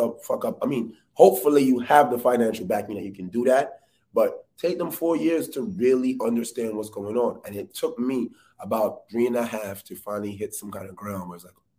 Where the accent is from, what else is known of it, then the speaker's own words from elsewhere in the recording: New York City, New York, United States; I'm from the Bronx. I grew up playing ball, being outside